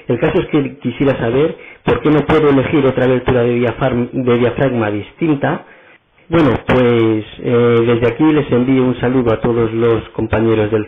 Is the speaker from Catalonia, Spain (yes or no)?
yes; Barcelona, Catalonia, Spain; soy de Barcelona